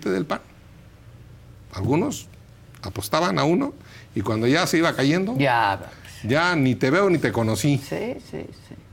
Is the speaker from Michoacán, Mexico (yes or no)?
yes; Pátzcuaro, Michoacán, Mexico; es que como yo soy del lago de Páscuaro, ya está. allá ni agua hay.